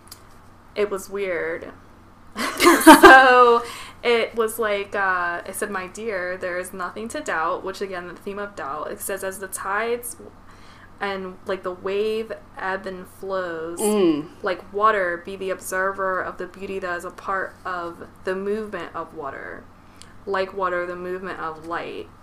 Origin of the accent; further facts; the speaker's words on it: United States; I'm American